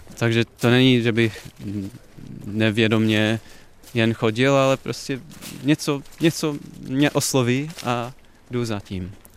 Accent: a small town in Ohio, United States; Czech is a second language; moved away as an adult; also born or lived in Iowa, United States / Chicago, United States; now in Prague, Czech Republic; Já jsem vyrostl v malém městě v Ohio

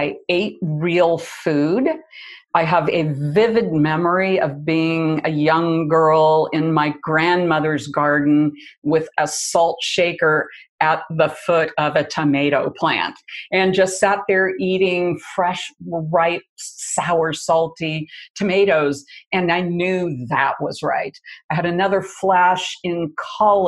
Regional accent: Midwest, United States; moved away; I grew up in the Midwest in the 50s

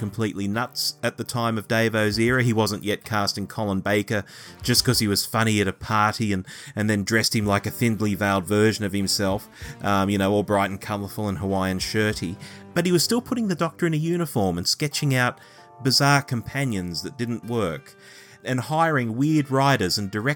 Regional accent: Australia; Growing up in Australia, we had a lot going for us.

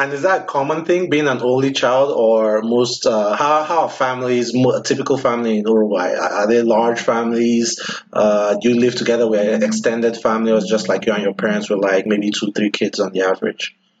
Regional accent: Nigeria; now in United States; I'm Nigerian

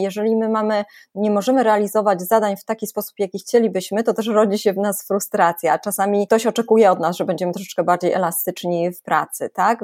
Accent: Poland

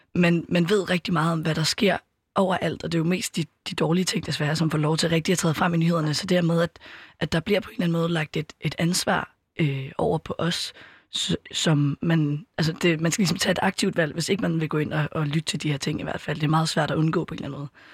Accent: Copenhagen, Capital Region of Denmark, Denmark; also born or lived in Østerbro, Copenhagen; ellers så er jeg opvokset på Amager, bor lige nu på Østerbro

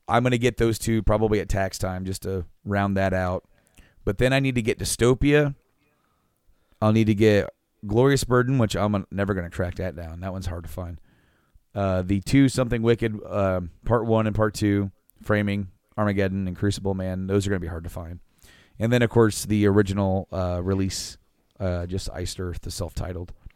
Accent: central Indiana, United States; where we're from, and we said, you know, from, you know, central Indiana

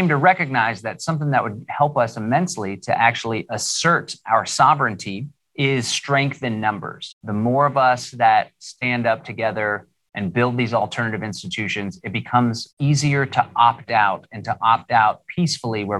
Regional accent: Austin, Texas, United States; I live here in Central Texas, born and raised in Austin, Texas.

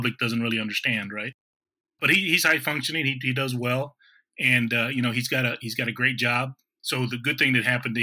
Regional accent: Kingsville, Texas, United States; moved away; also born or lived in Washington, D.C. / Florida / Missouri; I grew up in Keensville, Texas, but I've kind of been living around pretty much across the United States

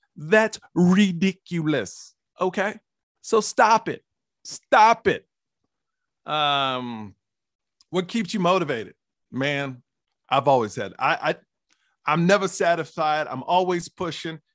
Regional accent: Houston, Texas, United States; born and raised in Houston, Texas

